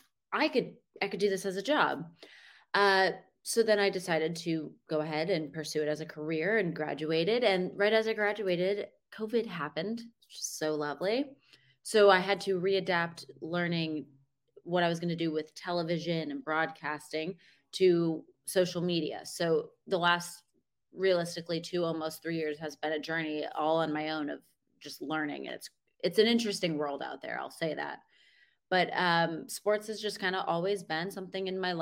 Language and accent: English; Boston, Massachusetts, United States; now in South Florida, United States; I'm just from Boston area